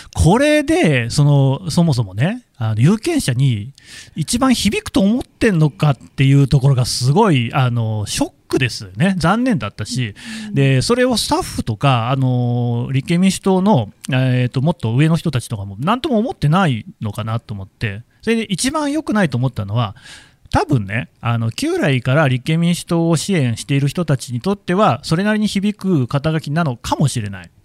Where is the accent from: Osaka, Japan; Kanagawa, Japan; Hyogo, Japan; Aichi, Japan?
Aichi, Japan; 僕、愛知県出身